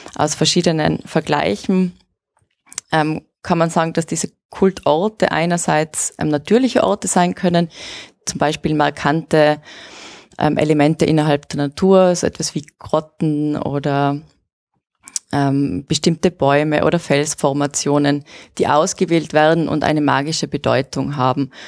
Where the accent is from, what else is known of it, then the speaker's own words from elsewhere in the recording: Innsbruck, Tyrol, Austria; also born or lived in Axams; grundsätzlich bin ich eine Innsbruckerin bzw. Axamerin, das heißt, meine Wurzeln liegen in Innsbruck